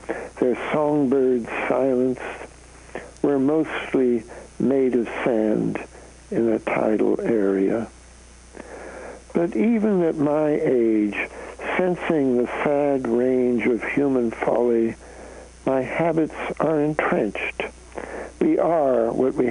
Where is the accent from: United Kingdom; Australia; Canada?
Canada; now in United States; I'm a Canadian, so I come from north of the border